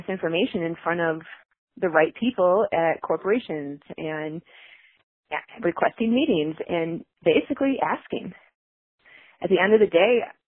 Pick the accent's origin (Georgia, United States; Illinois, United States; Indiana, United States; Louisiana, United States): Illinois, United States; Chicago; moved away; I'm originally from Chicago, and we're really sarcastic. And if someone doesn't like what you're doing, they will tell you right then and there to your face. And that's how I was raised